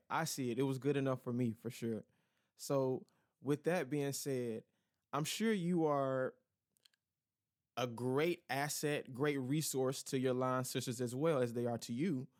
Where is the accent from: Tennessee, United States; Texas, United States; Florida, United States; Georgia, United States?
Georgia, United States; in my home state of Georgia